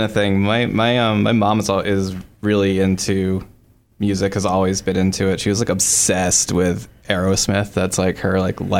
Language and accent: English; Nashville, Tennessee, United States; But I grew up in Nashville, so it was just kind of like this persistent thing.